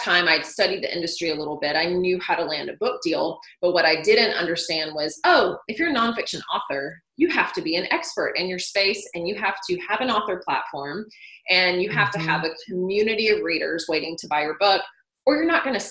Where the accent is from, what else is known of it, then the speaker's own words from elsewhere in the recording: Nashville, Tennessee, United States; moved away as an adult; also born or lived in Chicago; I grew up in Nashville